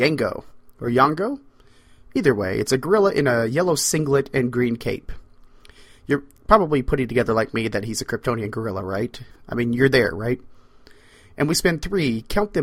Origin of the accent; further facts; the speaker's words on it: the Ozarks, United States; I am from the Ozarks.